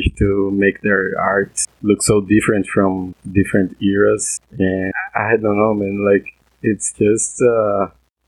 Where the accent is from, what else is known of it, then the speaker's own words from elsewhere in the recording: Brazil; I'm from Brazil